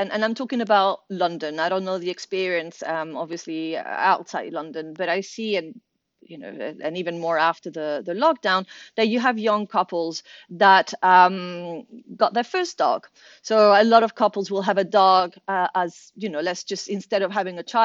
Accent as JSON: {"language": "English", "country": "Venezuela", "tie": "born or raised there", "moved": "yes", "said": "I'm originally from Venezuela"}